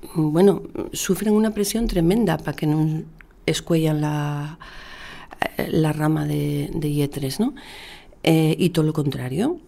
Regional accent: Asturias, Spain

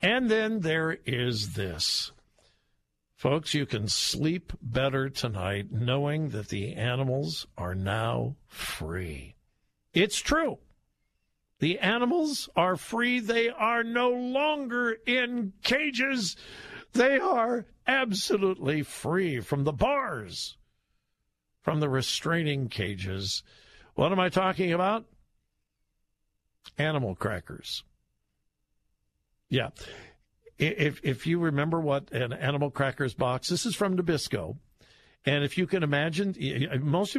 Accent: Compton, California, United States; I grew up in Southern California

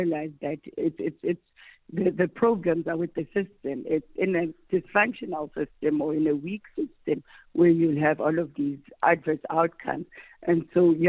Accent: Limpopo, South Africa; I grew up in Limpopo

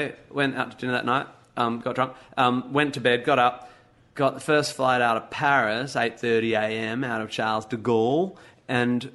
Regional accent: Australia; I'm an Aussie

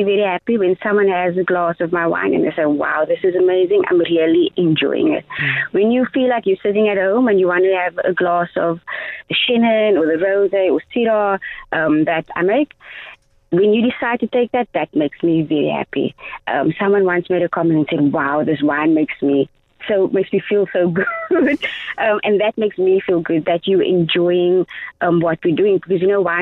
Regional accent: Cape Town, Western Cape, South Africa; born or raised there

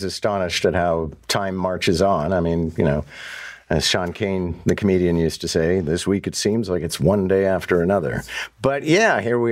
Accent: Montreal, Quebec, Canada; now in Toronto, Canada; I grew up in Montreal, right? And when I moved to Toronto

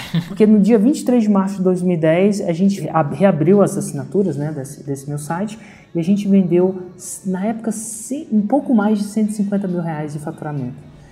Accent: Brasília, Federal District, Brazil; moved away; also born or lived in São Carlos, São Paulo / Germany; nasci em Brasília

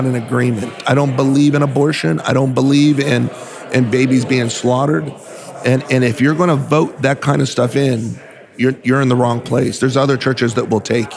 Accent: Southern California, United States; I was from Southern California, still am actually, we still have churches there

